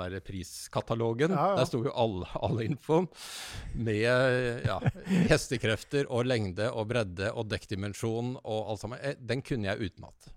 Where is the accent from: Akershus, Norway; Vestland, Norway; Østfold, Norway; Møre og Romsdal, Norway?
Akershus, Norway; Bærum; Jeg, jeg kommer fra Bærum